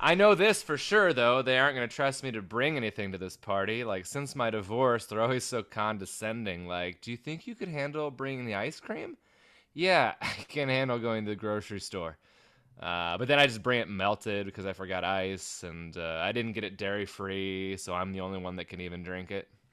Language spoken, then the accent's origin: English; Everett, Washington, United States; the historic Everett Theater in my hometown